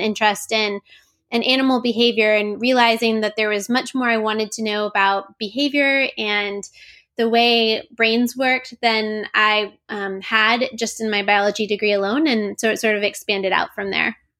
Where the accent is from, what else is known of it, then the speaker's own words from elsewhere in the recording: Florida, United States; moved away; also born or lived in Oregon; I grew up in Florida